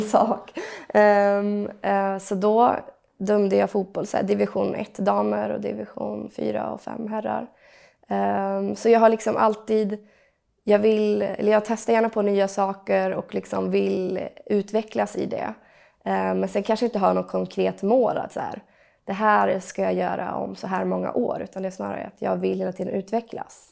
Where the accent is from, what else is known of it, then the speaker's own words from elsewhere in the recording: western Sweden, Sweden; moved away as an adult; also born or lived in Gothenburg; now in Stockholm, Sweden; jag är från Västsverige, uppvuxen på en gård